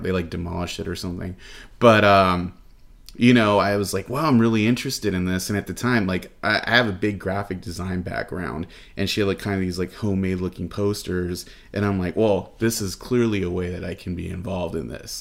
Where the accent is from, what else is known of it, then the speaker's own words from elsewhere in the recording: Los Angeles, California, United States; moved away as an adult; now in Phoenix, United States; I'm originally from Los Angeles